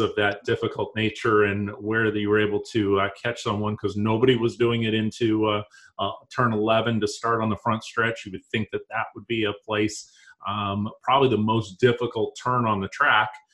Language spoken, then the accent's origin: English; Yakima, Washington, United States; growing up myself in Yakima, Washington